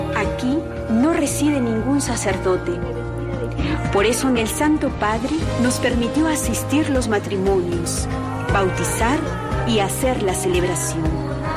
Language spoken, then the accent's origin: Spanish; Peru; soy de Perú